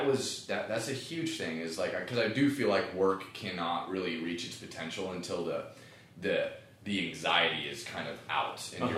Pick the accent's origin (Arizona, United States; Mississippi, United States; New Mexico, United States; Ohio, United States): Ohio, United States